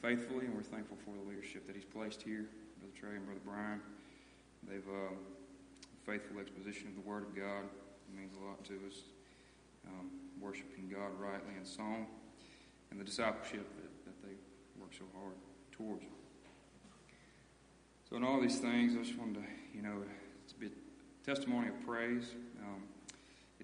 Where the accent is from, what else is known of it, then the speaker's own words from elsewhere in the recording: United States; moved away as an adult; now in Danville; we grew up in Goldon, moved out to Danville here about 1.5 years ago